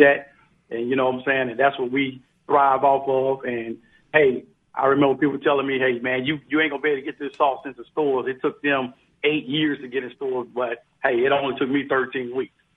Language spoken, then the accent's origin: English; Biloxi, Mississippi, United States; moved away as an adult; I'm from Biloxi, Mississippi